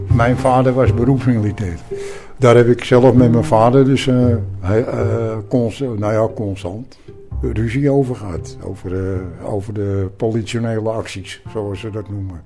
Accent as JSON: {"language": "Dutch", "country": "Netherlands", "said": "als Nederlander"}